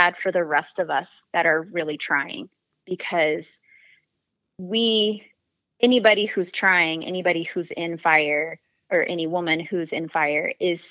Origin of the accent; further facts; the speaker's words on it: the Bible Belt of the United States, United States; I grew up in the Bible Belt of the United States.